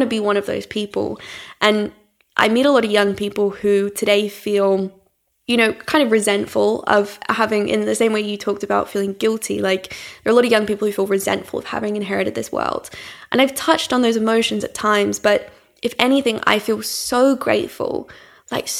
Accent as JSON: {"language": "English", "country": "Australia", "tie": "born or raised there", "moved": "yes", "lives_now": "London, United Kingdom", "said": "growing up in Australia, I never encountered like a rough sleeper. I grew up in a town of 6,000 people."}